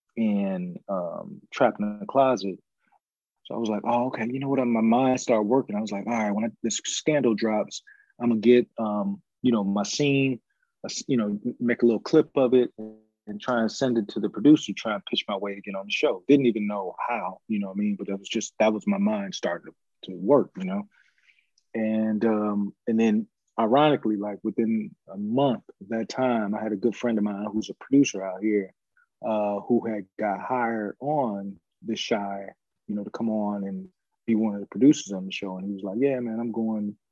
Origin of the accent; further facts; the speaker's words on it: Chicago, Illinois, United States; growing up in Chicago, you know, it was really like it's a working town